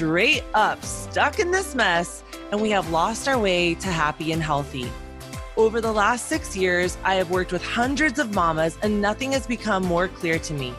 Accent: Arizona, United States; I'm from Arizona

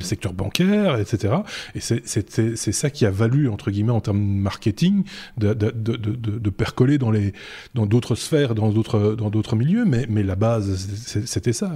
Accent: Belgium; chez nous en Belgique

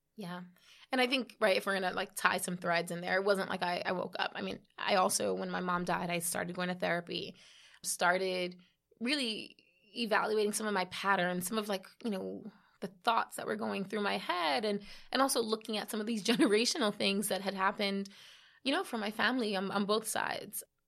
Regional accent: New York City, New York, United States; I was born here in the Bronx.

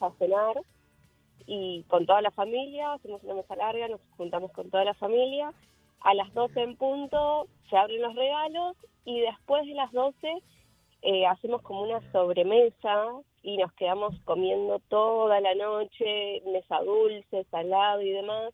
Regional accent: Buenos Aires, Argentina; now in Orlando, United States; soy de Argentina

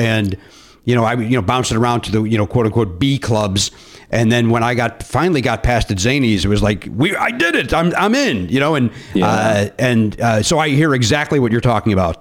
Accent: Chicago, Illinois, United States; I grew up in Chicago

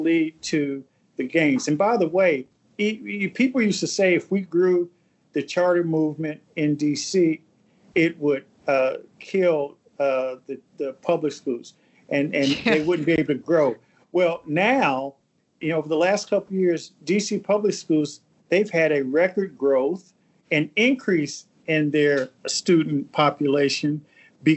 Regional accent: Indianapolis, Indiana, United States; moved away as an adult; now in Washington, D.C., United States; my hometown of Indianapolis

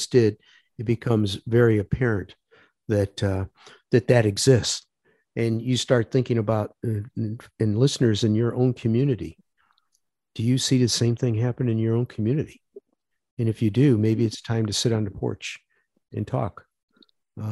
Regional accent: the North, United States; moved away; I'm from the North

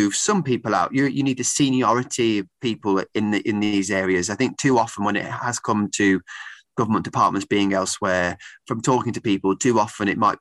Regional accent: Birmingham, West Midlands, United Kingdom; moved away as an adult; also born or lived in Leeds / Crewe and Nantwich; now in Crewe, United Kingdom; I grew up in Birmingham

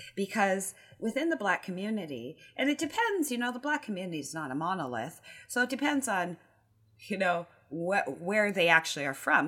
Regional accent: Canada; I am Canadian.

